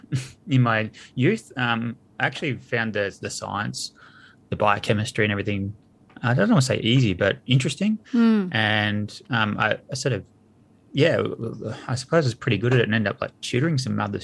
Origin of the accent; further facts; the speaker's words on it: near Geelong, Victoria, Australia; I grew up out near Geelong in the country, so real sort of working class family